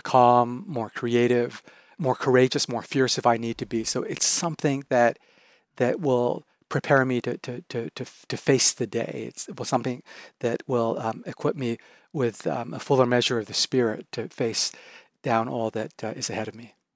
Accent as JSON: {"language": "English", "country": "Japan", "moved": "yes", "said": "I'm originally from Japan."}